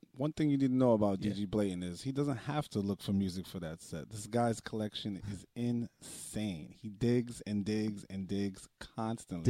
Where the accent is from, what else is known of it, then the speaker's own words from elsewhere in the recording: New York City, New York, United States; growing up in the Bronx